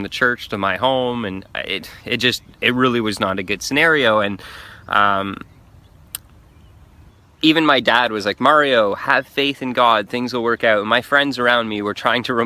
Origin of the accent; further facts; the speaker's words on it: Canada; I'm a Canadian. I live near Montreal